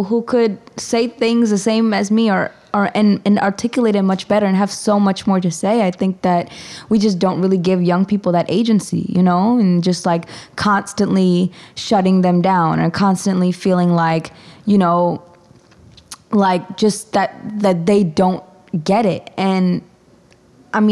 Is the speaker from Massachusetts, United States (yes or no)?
no; Stony Brook, New York, United States; now in Harlem, New York, United States; growing up in Stony Brook and being a person of color